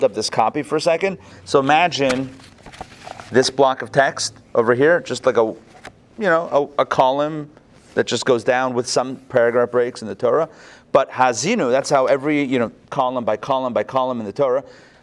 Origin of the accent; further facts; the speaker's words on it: Pittsburgh, Pennsylvania, United States; moved away; I grew up in Pittsburgh